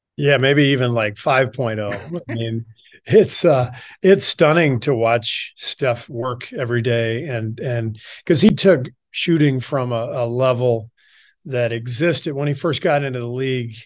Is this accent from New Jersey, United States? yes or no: no; Los Angeles, California, United States; also born or lived in Beirut, Lebanon / Cairo, Egypt / France; most of my childhood was spent in L